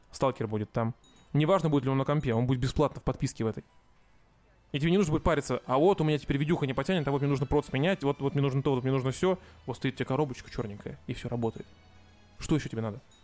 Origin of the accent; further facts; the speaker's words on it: Russia; я из России